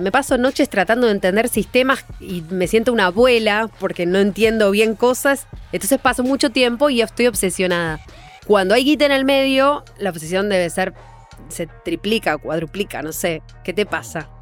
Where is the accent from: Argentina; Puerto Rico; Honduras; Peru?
Argentina; argentinos, argentinas